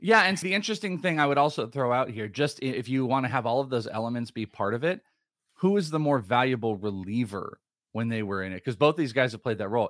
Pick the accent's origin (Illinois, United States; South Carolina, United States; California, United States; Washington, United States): California, United States; San Francisco Bay Area; I'm from the Bay Area